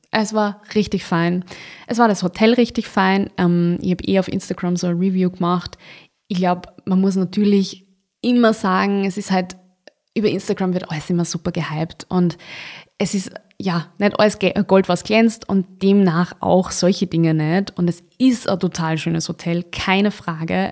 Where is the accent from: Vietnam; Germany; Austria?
Austria; bei uns in Österreich